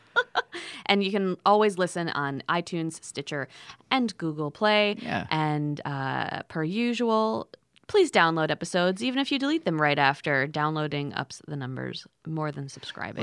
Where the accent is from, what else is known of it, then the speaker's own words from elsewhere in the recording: Southern Connecticut, United States; also born or lived in Chicago; I grew up in Southern Connecticut, but I felt like a New Yorker